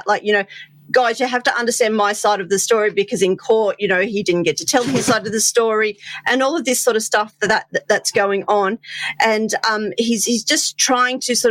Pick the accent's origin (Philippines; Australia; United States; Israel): Australia; I'm an Aussie